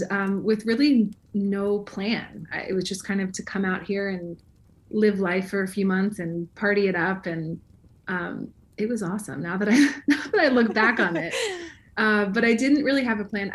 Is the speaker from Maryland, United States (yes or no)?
yes; Maryland, United States; moved away as an adult; also born or lived in Michigan / California; now in Los Angeles, United States; I grew up in Maryland and was there my whole life until I went to college